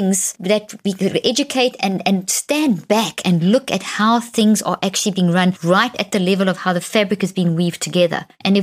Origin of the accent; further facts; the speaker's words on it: South Africa; moved away; I grew up in South Africa. I saw apartheid